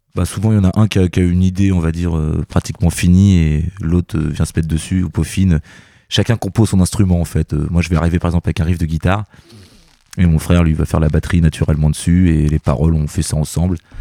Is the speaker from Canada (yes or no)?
no; Normandy, France; on est normand, donc c'est normal que, qu'on revienne un petit peu dans, sur nos terres